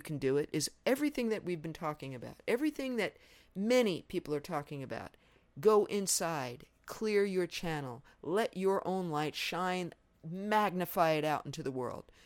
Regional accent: New York, United States; I was raised in New York

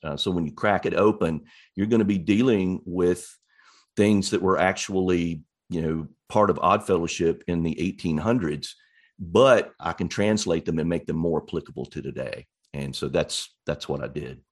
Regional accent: East Arkansas, United States; also born or lived in Little Rock, Arkansas; I grew up in East Arkansas near Memphis, Tennessee, on the, on the Arkansas side of the Mississippi River

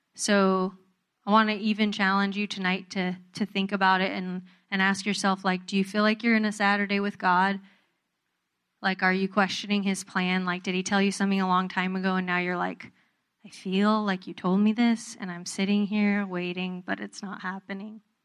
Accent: Southern California, United States; I grew up in Southern California

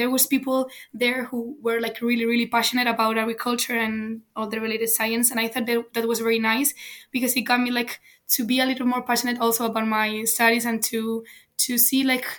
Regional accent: Spain; I'm from Spain

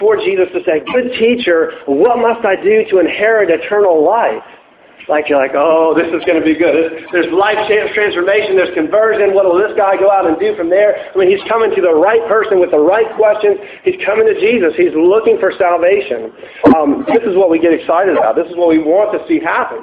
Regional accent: United States; an American living in today's culture

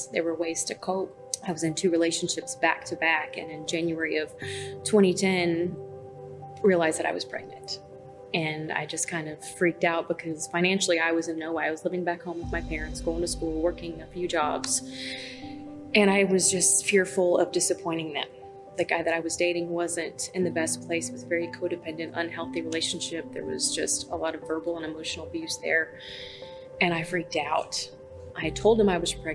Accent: North Texas, United States; moved away as an adult; now in Norman, United States; I was originally from North Texas, grew up down there, moved here about 5.5 years ago

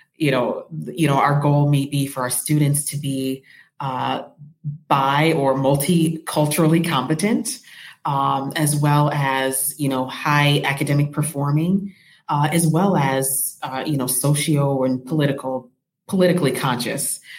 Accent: Rockford, Illinois, United States; I am from Rockford, Illinois. I'm actually very proud to be from Rockford, Illinois. That's my hometown

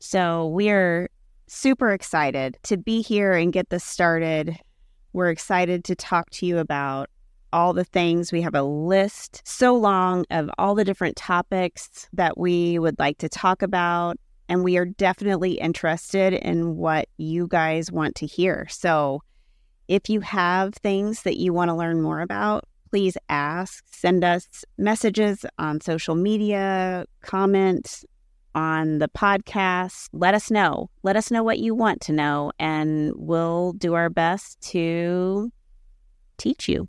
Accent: Kansas City, United States; I am born and raised in Kansas City, grew up in the suburbs of Kansas City

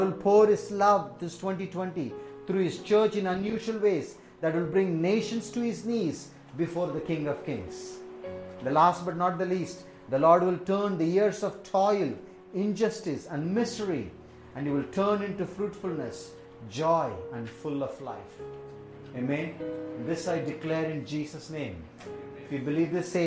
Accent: India; also born or lived in Tamil Nadu; I am an Indian

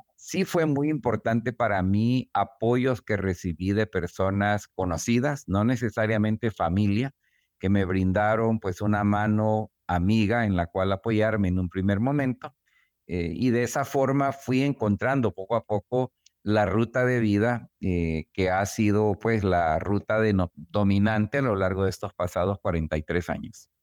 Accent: El Salvador; moved away as an adult; now in United States; el regreso a El Salvador

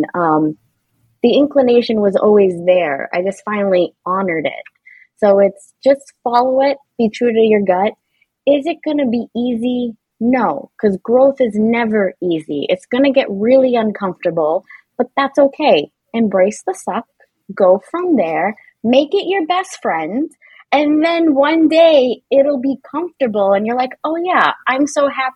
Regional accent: Boston, Massachusetts, United States; I'm from Boston and it's a thing here

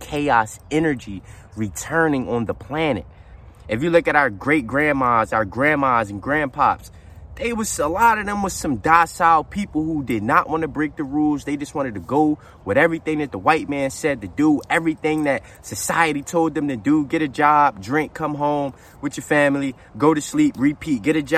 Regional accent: Philadelphia, Pennsylvania, United States; the city where I'm from, right? Because I am from Philly.

